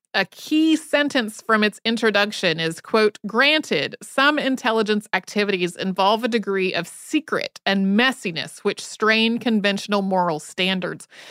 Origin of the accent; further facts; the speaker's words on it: Winston-Salem, North Carolina, United States; moved away; also born or lived in Asheville, North Carolina; I grew up outside of Winston-Salem, North Carolina